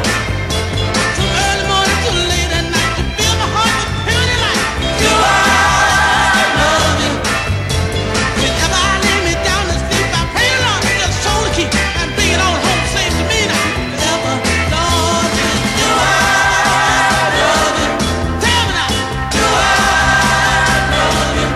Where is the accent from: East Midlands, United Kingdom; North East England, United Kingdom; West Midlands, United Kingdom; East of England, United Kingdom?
East Midlands, United Kingdom; Leicester; Big Northern Soul DJ from Leicester, my hometown.